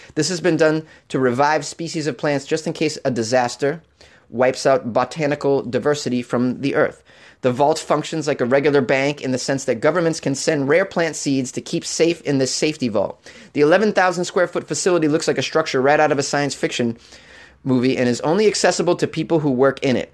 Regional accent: United States; As a child growing up on the New Hampshire border

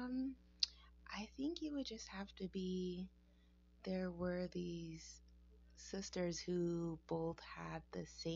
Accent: Southern Arizona, United States; growing up in Southern Arizona

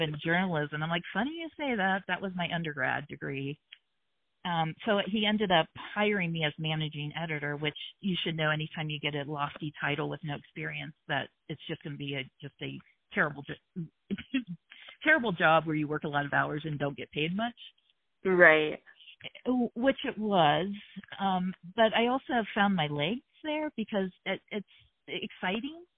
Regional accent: Hamilton, Ohio, United States; also born or lived in Pittsburgh / New York City; we moved to Hamilton, Ohio when I was 4 and that's right outside of Cincinnati. So I grew up in Hamilton

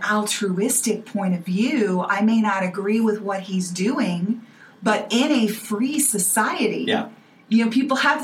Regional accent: Indiana, United States; I grew up in Indiana

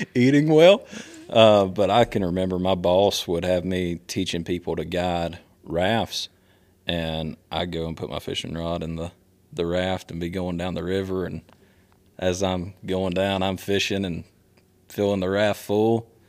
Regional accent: Statesville, North Carolina, United States; now in Concord, United States; I grew up in Statesville

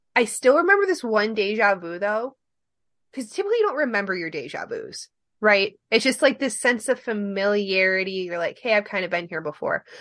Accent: Michigan, United States; we're not from Ohio, we're from Michigan

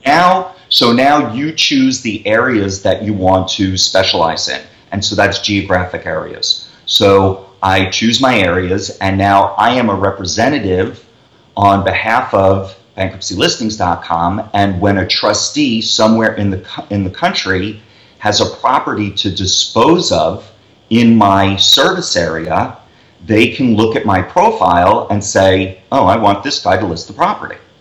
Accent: New York City, New York, United States; also born or lived in Las Vegas; we're from New York

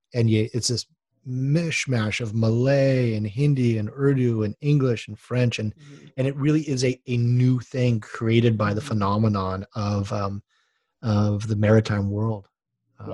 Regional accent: Honolulu, Hawaii, United States; moved away; I grew up on boats in Honolulu

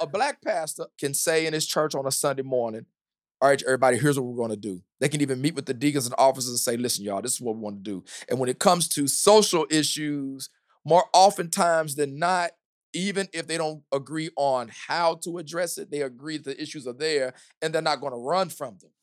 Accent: the South, United States; now in Indianapolis, United States; I'm from the South

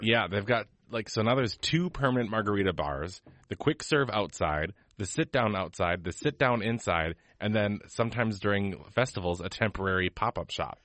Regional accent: United States; we're from America

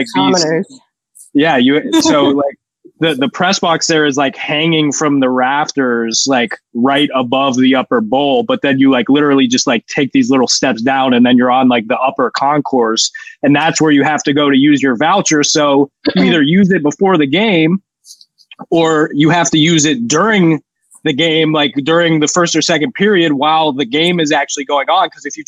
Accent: Columbus, Ohio, United States; my hometown, one of the best, possibly the best arena in the NHL, Nationwide Arena, got to do a better job up in the press box.

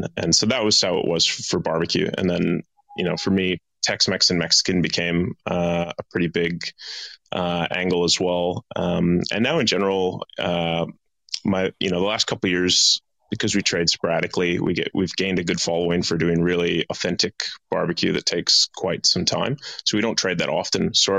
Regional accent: Edmonton, Alberta, Canada; moved away as an adult; now in Perth, Australia; No, I'm from Edmonton, Alberta. So I'm from Canada. I came to Australia when I was 18 as a backpacker.

